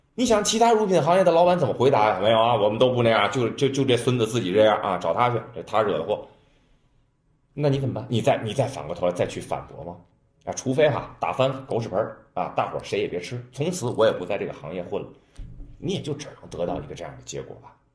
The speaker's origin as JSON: {"language": "Chinese", "country": "China", "said": "我们中国人"}